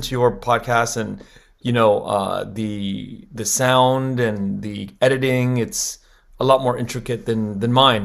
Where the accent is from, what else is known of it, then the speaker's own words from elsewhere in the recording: Los Angeles, California, United States; I grew up in Koreatown here in L